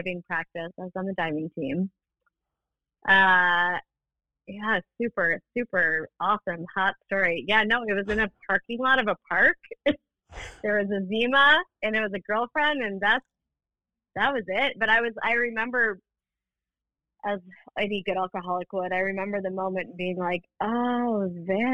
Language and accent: English; St. Paul, Minnesota, United States; also born or lived in Afton, Minnesota; I grew up in St. Paul